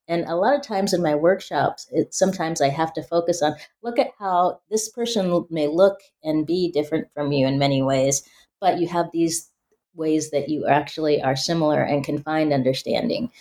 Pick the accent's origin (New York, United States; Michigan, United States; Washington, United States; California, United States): Washington, United States; Spokane; growing up in Spokane, Washington